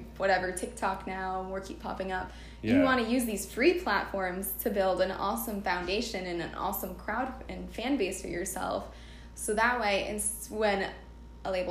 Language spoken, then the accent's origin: English; Rhode Island, United States; moved away as an adult; also born or lived in Boston; now in Los Angeles, United States; I'm from Rhode Island. I went to school at Berklee College of Music in Boston. I graduated in 2019. I'm based in LA now